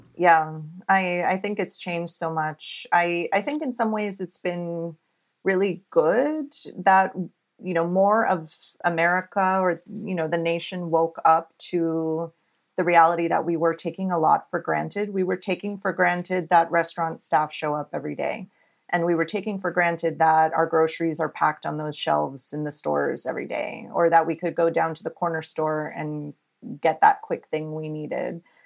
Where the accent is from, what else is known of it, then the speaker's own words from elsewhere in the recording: Alice, Texas, United States; moved away as an adult; also born or lived in California; now in New York, United States; I grew up in South Texas in a little town called Alice and grew up there all my life